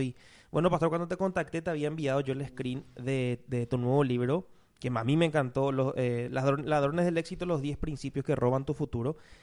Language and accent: Spanish; Paraguay; los paraguayos de repente somos sociables